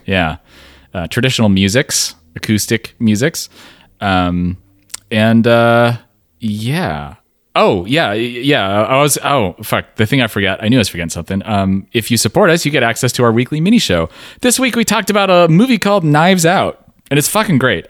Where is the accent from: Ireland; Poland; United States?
United States; West Coast; we're from the West Coast